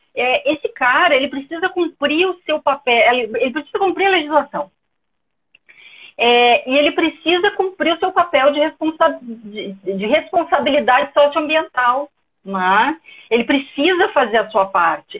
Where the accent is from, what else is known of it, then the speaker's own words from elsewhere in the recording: Porto Alegre, Rio Grande do Sul, Brazil; now in Ceará, Brazil; Sou gaúcha, mas estou aqui morando no Ceará